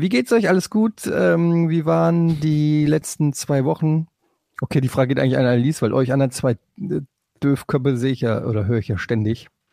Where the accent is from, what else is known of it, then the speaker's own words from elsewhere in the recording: Hesse, Germany; now in Hamburg, Germany; als Exil-Hesse